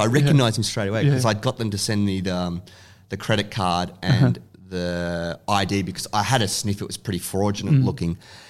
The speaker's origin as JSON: {"language": "English", "town": "Williamstown", "region": "Victoria", "country": "Australia", "tie": "born or raised there", "said": "I grew up like kind of Williamstown, Newport area."}